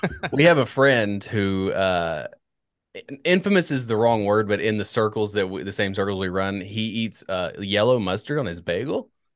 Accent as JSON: {"language": "English", "country": "United States", "said": "I'm an American"}